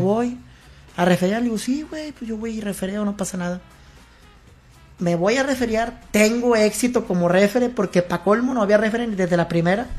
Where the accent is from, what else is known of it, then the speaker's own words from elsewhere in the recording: Nuevo Laredo, Tamaulipas, Mexico; yo soy de aquí de Nuevo Laredo